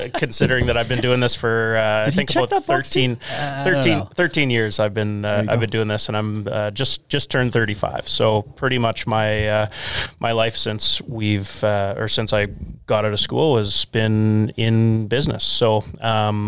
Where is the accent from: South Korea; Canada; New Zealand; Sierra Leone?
Canada; Emerald Park, Saskatchewan; also born or lived in Regina / Deer Valley / Lumsden; now in Craven, Canada; We moved to Emerald Park when I was 4. Went to school there until after grade 10